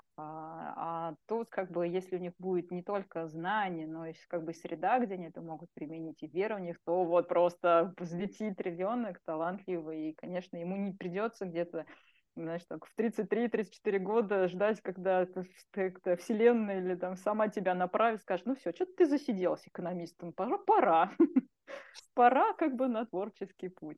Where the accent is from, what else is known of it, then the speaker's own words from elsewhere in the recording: Russia; детство мое, ну, было, как бы, трудные времена, да, в России, еще тогда угу. я родилась в Советском Союзе